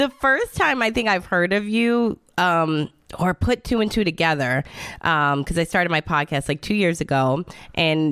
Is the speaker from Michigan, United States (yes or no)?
yes; Michigan, United States; now in Florida, United States; I'm in Florida, but I'm from Michigan